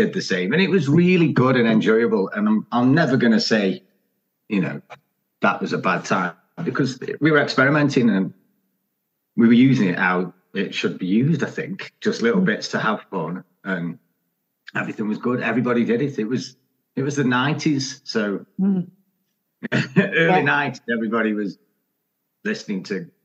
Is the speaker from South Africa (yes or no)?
no; Stoke-on-Trent, West Midlands, United Kingdom; I'm from Stoke